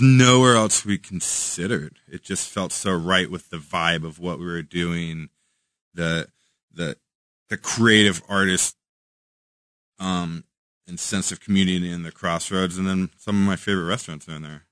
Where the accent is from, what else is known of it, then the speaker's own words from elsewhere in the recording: Washington, United States; now in Kansas City, United States; Washington, in my home state